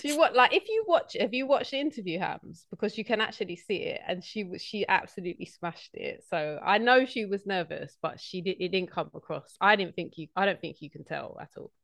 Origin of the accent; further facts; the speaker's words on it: London, United Kingdom; I'm from South East London